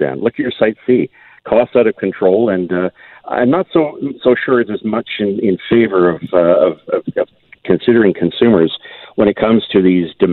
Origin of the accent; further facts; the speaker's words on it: Ontario, Canada; I'm from Ontario, the riding I represent for 18 years